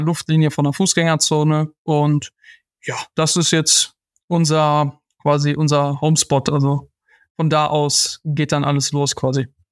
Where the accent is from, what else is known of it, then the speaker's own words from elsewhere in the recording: Schwerte, North Rhine-Westphalia, Germany; wir haben da früher gelebt. Ich bin auch geboren in der Stadt